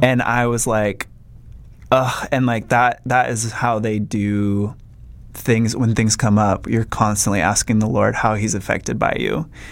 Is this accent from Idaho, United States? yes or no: no; Minnesota, United States; moved away as an adult; also born or lived in Redding, California; I am originally from Minnesota. Moved to Redding, California when I was 18